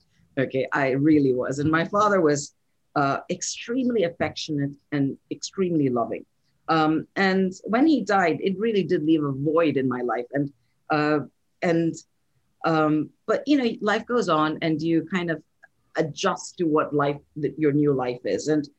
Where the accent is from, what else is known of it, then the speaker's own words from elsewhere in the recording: India; born there; also born or lived in Saudi Arabia; I'm born in India. I'm from India, and technically, you know, India is a Hindu nation. I was raised in Saudi Arabia.